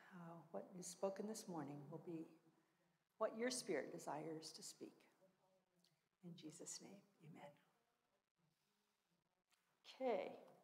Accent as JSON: {"language": "English", "country": "Argentina", "tie": "born or raised there", "said": "I grew up in Argentina, actually. My folks were missionaries as well. And so Spanish has been my second language, really, from the time I was very young."}